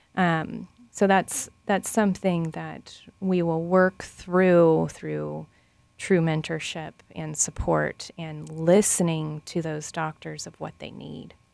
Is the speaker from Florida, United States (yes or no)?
yes; Lakeland, Florida, United States; moved away; I'm actually second generation Lakelander